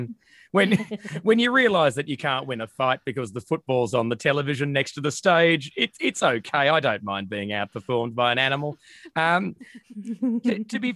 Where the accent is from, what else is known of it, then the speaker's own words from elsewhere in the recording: Australia; we're Australian